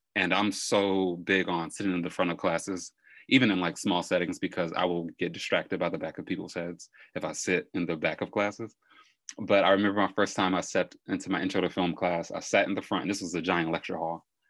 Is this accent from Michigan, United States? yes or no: yes; Detroit, Michigan, United States; also born or lived in East Point; born and raised in Detroit, but currently live in East Point